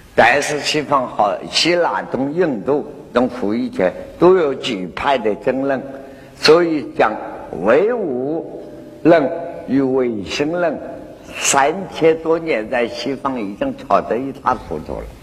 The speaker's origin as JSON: {"language": "Chinese", "country": "China", "said": "我们中国人啊"}